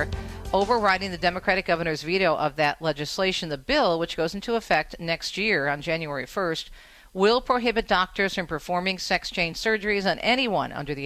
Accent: southeastern Michigan, United States; my hometown of the southeastern Michigan area

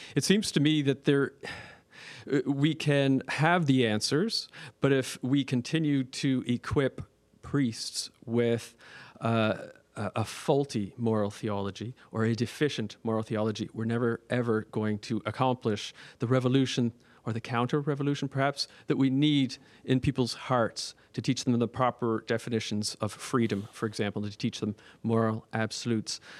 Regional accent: Nova Scotia, Canada; also born or lived in Toronto; I'm from, uh, Nova Scotia, and I'm a priest of Toronto.

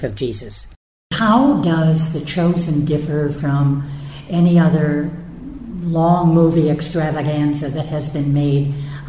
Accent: Oak Park, Illinois, United States; I was born and raised in Oak Park.

